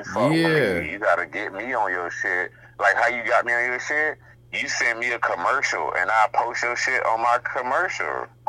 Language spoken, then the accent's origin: English; Hallandale Beach, Florida, United States; I'm like, nigga, I'm from Hallandale. Like, I'm from where y'all at.